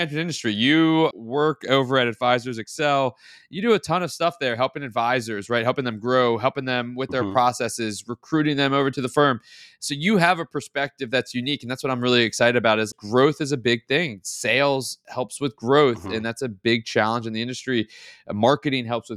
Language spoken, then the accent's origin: English; the South, United States; I'm a Southern boy, very simple person